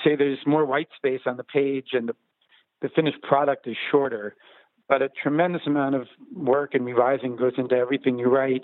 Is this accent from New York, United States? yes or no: yes; New Rochelle, New York, United States; moved away as an adult; also born or lived in Los Angeles; I'm from New Rochelle, New York, which is a suburb of Manhattan.